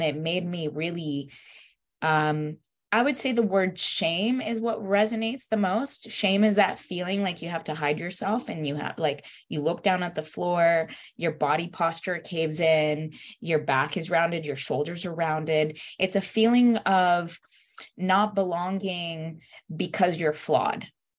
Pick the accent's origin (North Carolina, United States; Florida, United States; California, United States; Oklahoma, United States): Florida, United States; Stuart; English is a second language; also born or lived in Puerto Rico; I was born in Puerto Rico, and I moved to the United States at the age of 7. I moved to Stuart, Florida first, and that was like a first cultural shock for me because I didn't speak the language